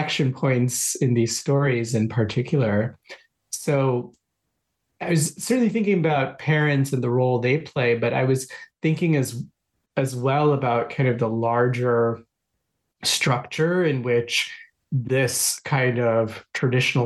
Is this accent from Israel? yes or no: no; Kolkata, West Bengal, India; moved away; growing up in Calcutta